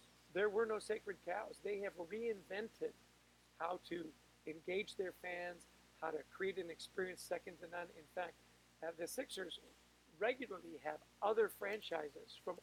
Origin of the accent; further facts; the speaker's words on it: Canada; I'm Canadian.